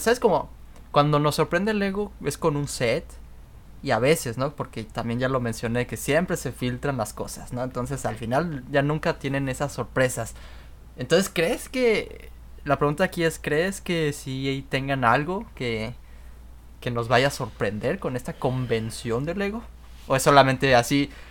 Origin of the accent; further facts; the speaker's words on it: Mexico; now in Canada; nosotros que, que somos mexicanos